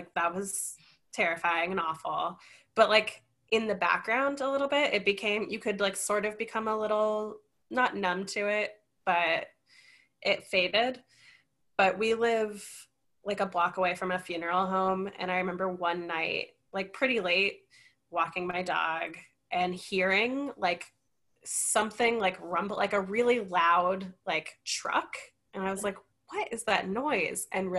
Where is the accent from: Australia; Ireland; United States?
United States; New York; Like, that's what being a New Yorker to me is.